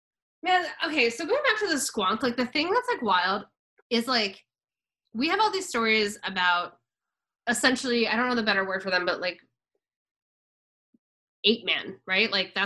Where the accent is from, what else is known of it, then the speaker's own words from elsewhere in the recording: Kennett Square, Pennsylvania, United States; I'm from Kennett Square, so we have the Mushroom Festival.